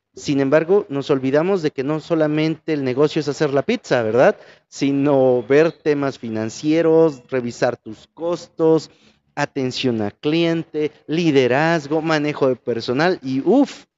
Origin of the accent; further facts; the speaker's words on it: Mexico; somos como buenos mexicanos